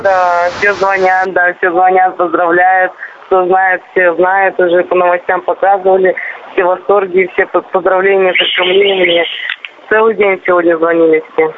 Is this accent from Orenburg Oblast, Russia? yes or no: yes; Gai, Orenburg Oblast, Russia; я родилась сама в Оренбургской области недалеко от Казани, 700 километров